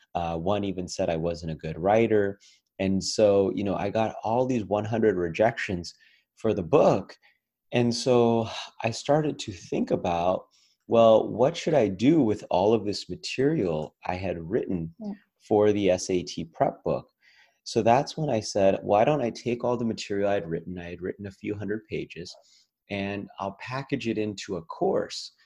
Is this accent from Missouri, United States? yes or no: no; Las Vegas, Nevada, United States; my hometown of las vegas